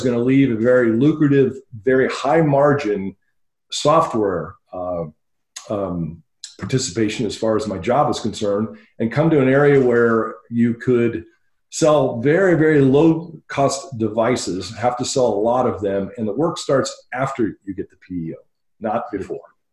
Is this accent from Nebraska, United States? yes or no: no; Dayton, Ohio, United States; moved away as an adult; also born or lived in El Paso, Texas / California / Belgium; now in Phoenix, United States; Grew up in Dayton, Ohio until I was about 30 years old